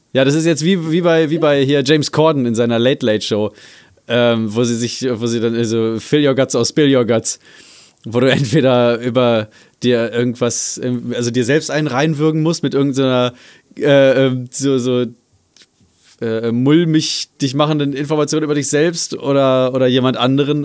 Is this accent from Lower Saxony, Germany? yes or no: yes; Salzgitter, Lower Saxony, Germany; meine Heimatstadt Salzgitter